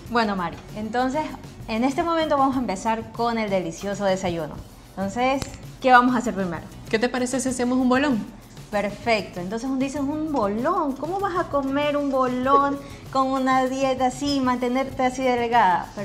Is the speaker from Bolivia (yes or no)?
no; Venezuela; Recuerda que yo soy venezolana, ¿verdad?